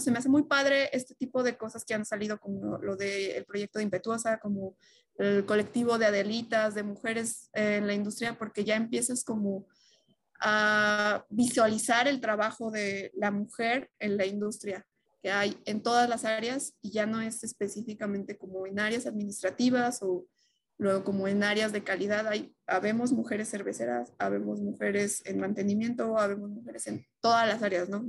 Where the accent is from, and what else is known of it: Mexico